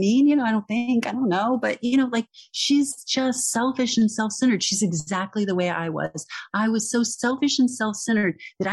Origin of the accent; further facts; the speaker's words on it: Texas, United States; I'm from Texas